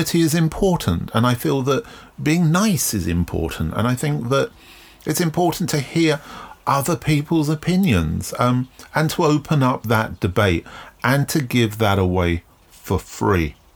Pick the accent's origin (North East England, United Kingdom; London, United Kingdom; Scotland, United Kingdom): London, United Kingdom; growing up in London in the late 70s